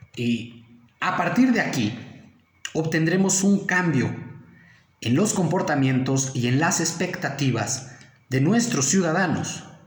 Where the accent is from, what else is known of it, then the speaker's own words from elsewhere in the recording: Mexico; nosotros como mexicanos